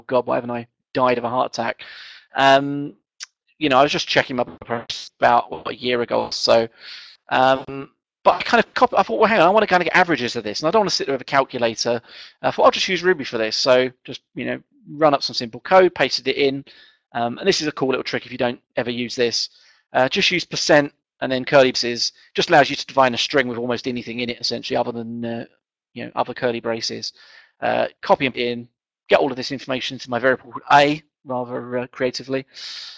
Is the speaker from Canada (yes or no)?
no; England, United Kingdom; being English and kind of not quite middle class